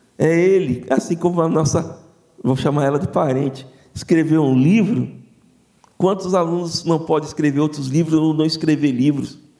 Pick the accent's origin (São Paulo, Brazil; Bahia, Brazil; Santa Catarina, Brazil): Bahia, Brazil; Olivença; aí eu voltei para a minha terra, né? voltei para Olivença